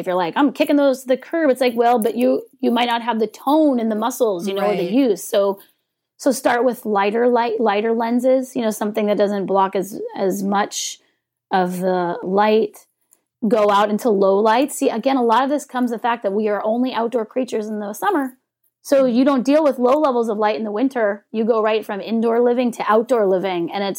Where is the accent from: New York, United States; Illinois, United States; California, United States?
California, United States; I'm from California.